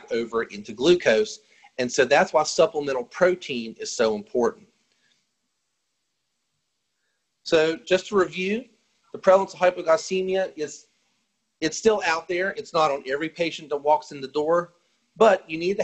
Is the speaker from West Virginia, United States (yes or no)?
yes; West Virginia, United States; I'm from West Virginia